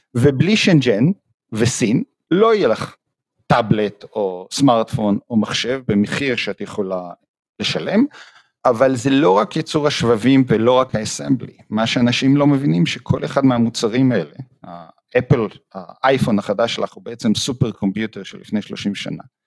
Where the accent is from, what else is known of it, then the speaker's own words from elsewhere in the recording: Jerusalem, Jerusalem District, Israel; moved away as an adult; now in Toronto, Canada; אז אני נולדתי בארץ, בירושלים, למדתי בבית ספר הניסויי